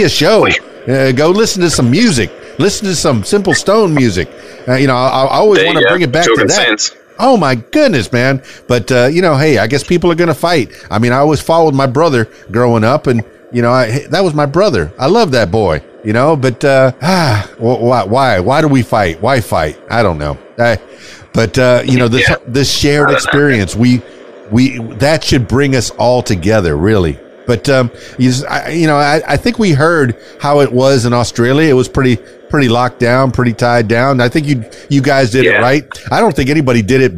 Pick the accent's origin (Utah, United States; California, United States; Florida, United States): Florida, United States; Miami; now in Arkansas, United States; Here in the south of the United States, here in Arkansas, you know, I'm from Miami.